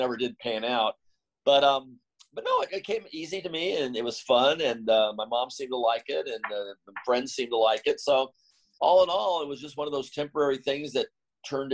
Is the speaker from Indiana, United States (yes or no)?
no; Torrance, California, United States; also born or lived in Inglewood, California; I was actually born in a city called Inglewood as a, you know, as an infant. And then the South Bay area, which consists of the beaches, Manhattan, Redondo, Hermosa, but Gardena and Torrance were my actual, where I went to school and stuff